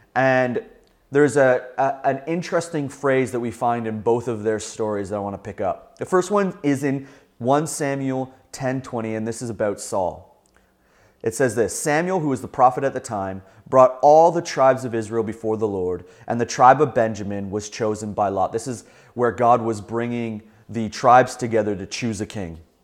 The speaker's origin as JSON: {"language": "English", "region": "Southern Ontario", "country": "Canada", "tie": "born or raised there", "said": "a young boy growing up in Southern Ontario"}